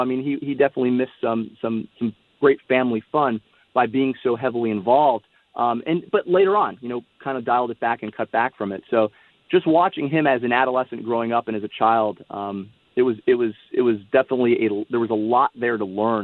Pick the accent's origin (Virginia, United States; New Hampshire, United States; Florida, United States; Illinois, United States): Florida, United States; Miami; also born or lived in San Diego, California / Austin, Texas; I grew up in Miami, Florida